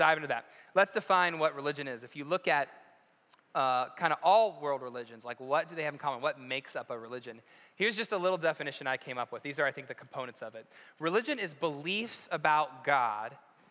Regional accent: West Virginia, United States; moved away; I'm from West Virginia. We didn't even have sports.

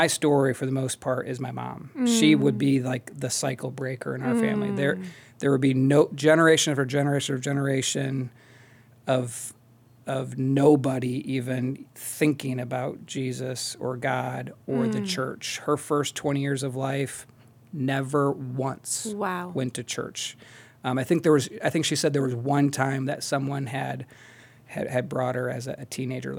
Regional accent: Midland, Michigan, United States; moved away as an adult; also born or lived in Wisconsin; now in Akron, United States; I grew up in a small town called Midland, Michigan

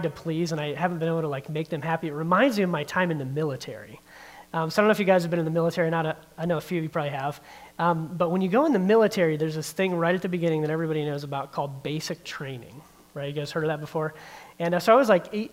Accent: Barberton, Ohio, United States; also born or lived in Norton, Ohio; I grew up in the Barberton area. I graduated from Barberton High School, spent most of my childhood and then a lot of my young adult life in Barberton

